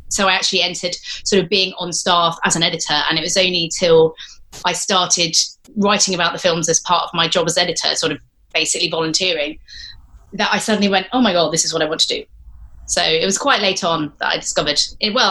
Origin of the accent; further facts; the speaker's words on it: Exeter, South West England, United Kingdom; also born or lived in United States / Scotland; So I lived partly in the United States, part different parts of Scotland. But I did spend 10 years in Exeter between the ages of 8 and 18. So Devon really felt like home primarily.